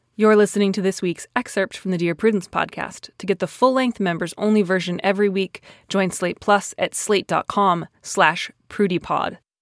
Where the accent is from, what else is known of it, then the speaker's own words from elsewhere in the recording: Chicago, Illinois, United States; accent: Chicago; My stupid Chicago accent's gonna come back